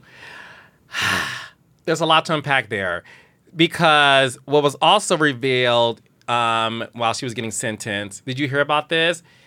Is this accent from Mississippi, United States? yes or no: no; Detroit, Michigan, United States; Detroit, Michigan, which is my hometown